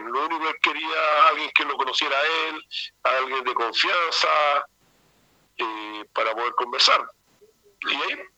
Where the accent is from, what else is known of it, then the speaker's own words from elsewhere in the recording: Chile; como, buen chileno